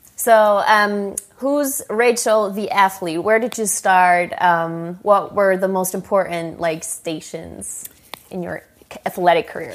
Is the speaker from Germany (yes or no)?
yes; Germany; English is a second language; I am from Germany